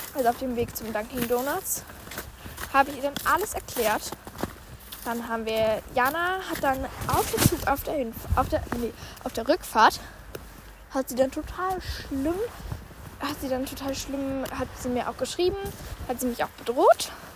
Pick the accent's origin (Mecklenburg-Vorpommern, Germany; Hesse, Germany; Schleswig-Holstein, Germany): Hesse, Germany; Immenhausen; nach Immenhausen kommen, also in meine Heimat